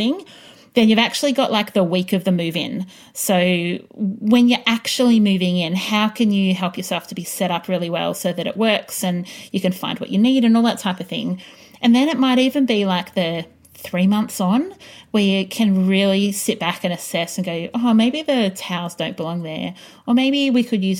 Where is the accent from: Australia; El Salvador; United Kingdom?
Australia; Greensborough, Victoria; When I was little and we grew up in Greensboro in a 9-square house